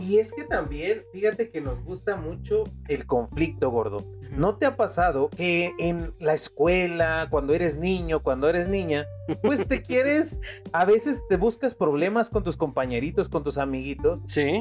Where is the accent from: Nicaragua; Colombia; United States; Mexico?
Mexico; solamente usamos aquí en México